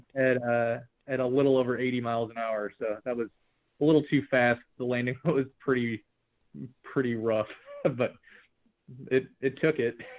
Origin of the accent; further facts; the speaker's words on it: St. Louis, Missouri, United States; we're from St. Louis